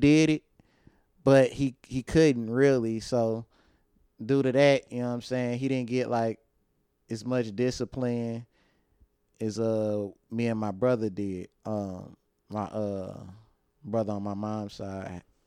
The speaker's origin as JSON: {"language": "English", "town": "St. Louis", "region": "Missouri", "country": "United States", "said": "I'm from St. Louis, Missouri, the North Side, the treach the most treacherous part of St. Louis"}